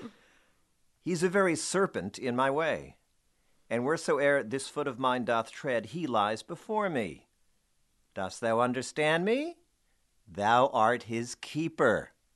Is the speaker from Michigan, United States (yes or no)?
no; Marlboro, New Jersey, United States; moved away as an adult; also born or lived in Bayonne, New Jersey / New York; I grew up in New Jersey